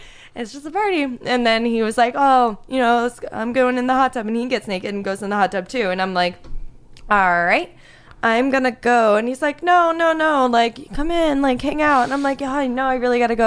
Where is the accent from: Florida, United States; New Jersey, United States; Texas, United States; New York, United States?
Florida, United States; South; moved away as an adult; also born or lived in Pittsburgh, Pennsylvania / Connecticut; now in Los Angeles, United States; I was born in Pittsburgh, but then I lived in Connecticut for nine years, and then South Florida for the rest of my life.